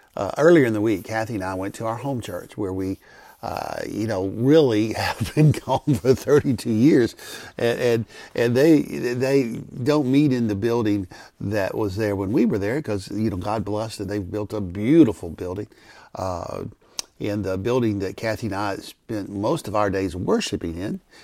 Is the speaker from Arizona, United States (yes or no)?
no; McComb, Mississippi, United States; moved away; I'm from Macomb, Mississippi.